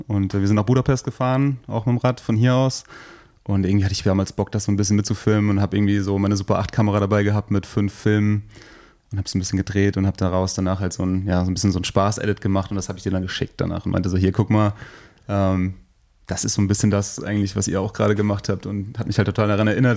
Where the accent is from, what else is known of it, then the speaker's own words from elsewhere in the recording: Rheinhessen, Rhineland-Palatinate, Germany; hier bei uns in Rheinhessen